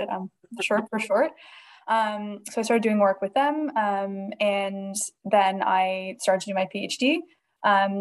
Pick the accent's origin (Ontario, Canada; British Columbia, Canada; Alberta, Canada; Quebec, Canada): Ontario, Canada; Toronto; moved away as an adult; now in Edinburgh, United Kingdom; I'm originally from Toronto, Canada